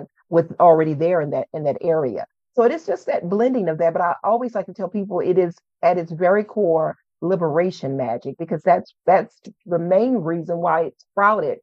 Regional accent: New Orleans, Louisiana, United States; moved away as an adult; now in northern Louisiana, United States; I'm born and raised in New Orleans, Louisiana

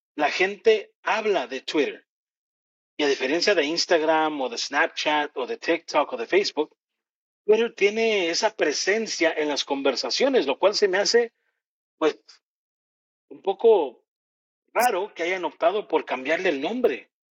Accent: Mexico; como mexicano

